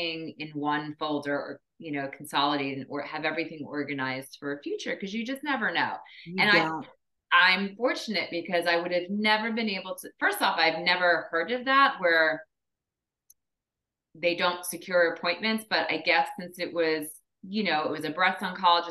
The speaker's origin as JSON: {"language": "English", "region": "East Coast", "country": "United States", "moved": "yes", "said": "I'm from the East Coast. I have all my family and friends are in New Jersey, New York."}